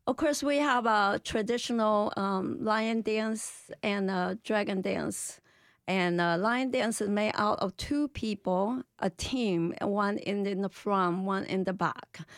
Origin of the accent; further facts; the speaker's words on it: Malaysia; now in United States; my ancestor from China, but I'm Malaysian